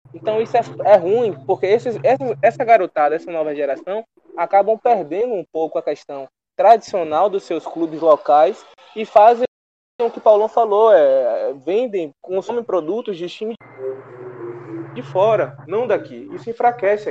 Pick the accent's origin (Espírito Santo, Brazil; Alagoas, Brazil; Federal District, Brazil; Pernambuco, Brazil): Pernambuco, Brazil; Recife; eu nasci em Recife